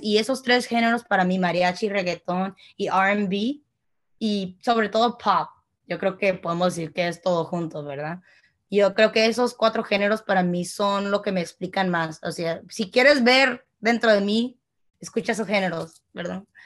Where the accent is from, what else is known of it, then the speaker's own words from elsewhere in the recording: outside Chicago, Illinois, United States; crecí yo, que está fuera de Chicago, mucha gente latina